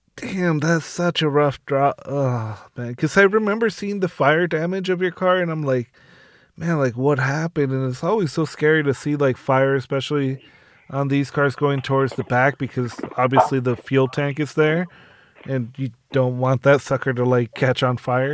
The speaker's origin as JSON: {"language": "English", "region": "Southern California", "country": "United States", "said": "I'm from SoCal"}